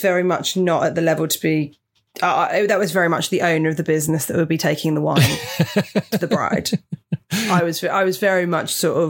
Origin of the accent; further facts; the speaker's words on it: Portsmouth, South East England, United Kingdom; moved away; I grew up in Portsmouth, so very near.